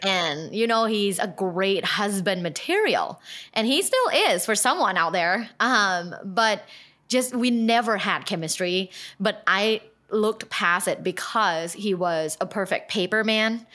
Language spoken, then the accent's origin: English; Thailand; I'm from Thailand.